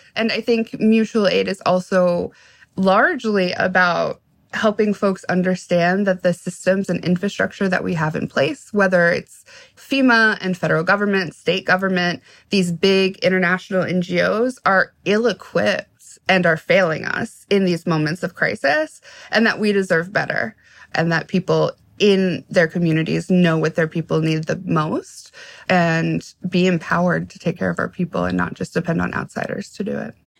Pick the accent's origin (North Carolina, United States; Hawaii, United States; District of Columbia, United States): District of Columbia, United States; Washington; I'm from Washington, D.C. Mm-hmm. Like I grew up in D.C. in the 90s